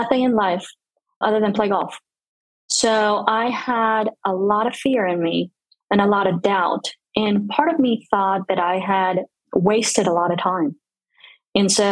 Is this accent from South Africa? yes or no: no; Bogotá, Colombia; first language Spanish; English is a second language; moved away as an adult; also born or lived in New Orleans, United States; now in United States; I was born and raised in Bogota. So my first language is Spanish.